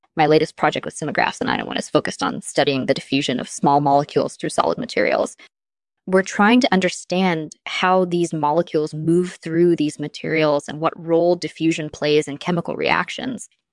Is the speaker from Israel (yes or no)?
yes; Israel; I grew up in Israel